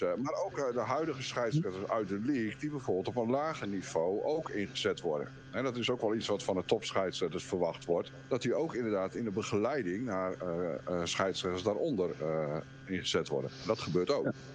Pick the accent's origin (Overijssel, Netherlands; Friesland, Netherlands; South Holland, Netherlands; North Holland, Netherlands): Friesland, Netherlands; ik kom uiteindelijk uit Friesland